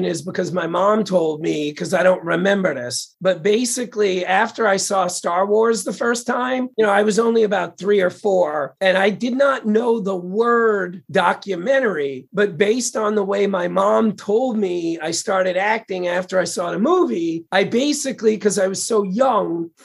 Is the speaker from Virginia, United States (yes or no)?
no; New York City, New York, United States; I'm from Queens